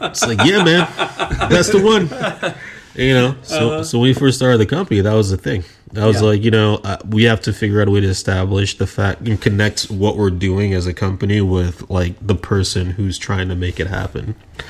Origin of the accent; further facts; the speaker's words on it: Nigeria; accent: American; I'm from Nigeria, son. It's hard. I sound American, but I'm not.